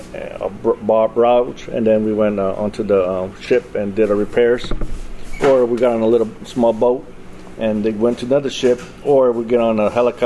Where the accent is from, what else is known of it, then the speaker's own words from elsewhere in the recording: New Mexico, United States; moved away as an adult; now in Springfield, United States; I'm originally from New Mexico.